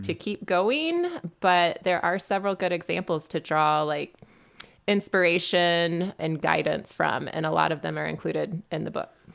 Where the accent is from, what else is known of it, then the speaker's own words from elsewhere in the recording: Western North Carolina, United States; also born or lived in Birmingham, Alabama; I grew up in Western North Carolina